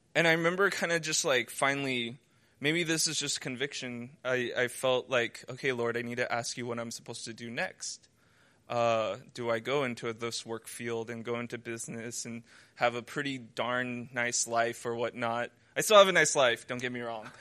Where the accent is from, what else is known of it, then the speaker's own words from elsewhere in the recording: United States; moved away as an adult; now in China; I'm from America